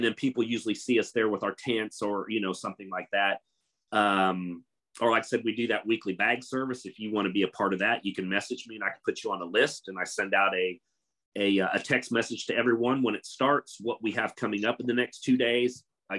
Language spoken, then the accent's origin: English; Kansas, United States; growing up in Kansas, they think it's like 100 acres of wheat and corn and cattle and stuff.